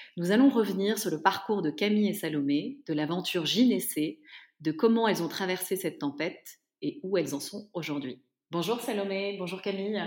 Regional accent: Paris, Île-de-France, France; je suis parisienne

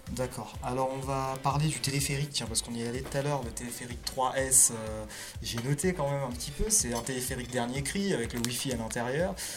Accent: Paris, Île-de-France, France; Moi je suis originaire de Paris

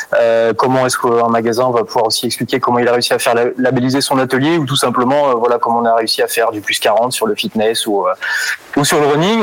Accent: Brittany, France; moved away as an adult; also born or lived in Rennes / Vendée; now in Les Herbiers, France; à la base, je viens de Bretagne

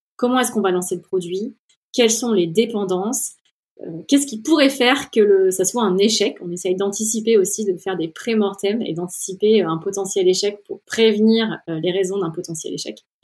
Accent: Orléans, Centre-Val de Loire, France; moved away as an adult; also born or lived in Silicon Valley, United States; je viens d'Orléans où j'ai passé mes 20 premières années

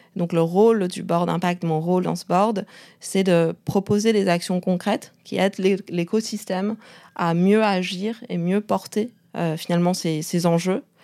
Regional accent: Beijing, China; moved away; also born or lived in Canada / France; j'ai grandi à Pékin

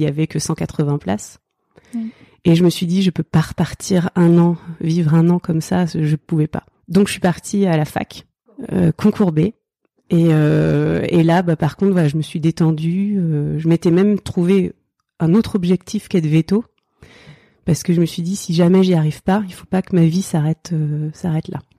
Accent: Oise, near Chantilly, Hauts-de-France, France; also born or lived in Seine-Saint-Denis; now in Île-aux-Moines, France; j'ai grandi dans l'Oise, euh, pas très loin de Chantilly je suis née dans le 93

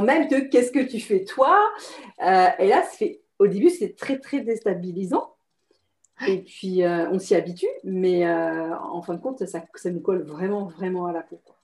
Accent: France; moved away as an adult; also born or lived in Singapore; je suis française, mais j'étais à l'étranger en fait

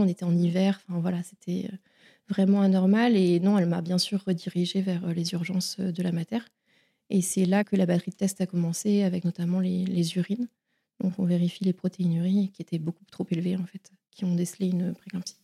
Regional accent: Vitré, Brittany, France; also born or lived in Saint-Malo; je suis bretonne, je suis née à Saint-Malo et j'ai grandi à Vitré, près de Rennes.

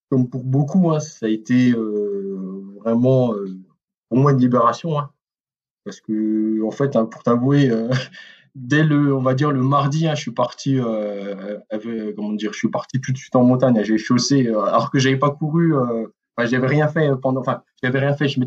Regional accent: Mulhouse, Grand Est, France; parce que bon, moi, je suis originaire de Mulhouse, hein

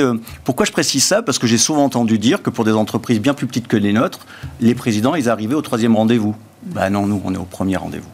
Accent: southern France, France; chez nous, dans le Sud

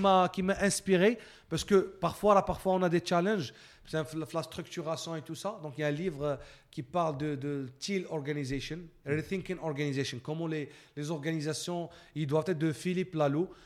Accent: Morocco; moved away as an adult; also born or lived in Canada; en tant que Marocain

